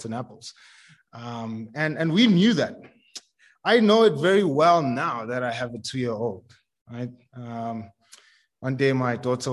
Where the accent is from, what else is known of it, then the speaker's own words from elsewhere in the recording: Tembisa, Gauteng, South Africa; I grew up in Tembisa. It's a township just across the highway.